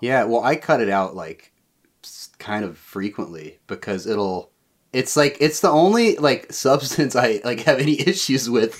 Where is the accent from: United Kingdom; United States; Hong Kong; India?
United States; Raleigh, North Carolina; moved away as an adult; also born or lived in Boone, North Carolina; now in New York City, United States; I'm from Raleigh